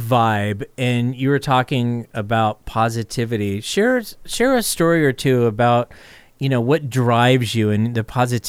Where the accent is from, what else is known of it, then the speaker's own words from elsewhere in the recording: California, United States; also born or lived in San Francisco; Yeah, I'm born and raised in California.